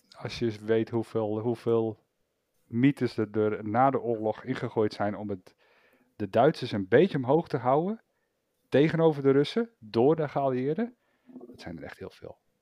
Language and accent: Dutch; Netherlands; zijn we Nederlanders.